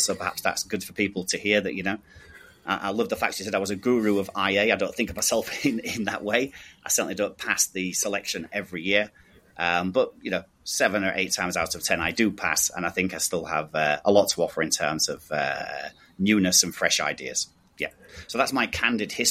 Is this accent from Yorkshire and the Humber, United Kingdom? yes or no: yes; Hull, Yorkshire and the Humber, United Kingdom; moved away as an adult; also born or lived in Nottingham; now in Singapore; Hull, which is my hometown in Yorkshire, UK